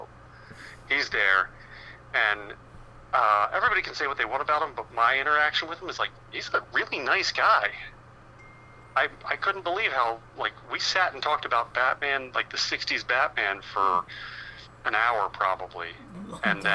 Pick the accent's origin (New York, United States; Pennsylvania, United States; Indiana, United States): Pennsylvania, United States; Philadelphia; we're from Philadelphia